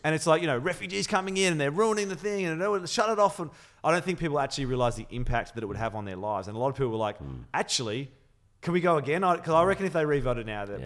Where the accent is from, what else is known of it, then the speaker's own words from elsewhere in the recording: Melbourne, Victoria, Australia; also born or lived in London; I'm fiercely loyal Melbourne. Mm. Um, and having I was born in London. I came here when I was six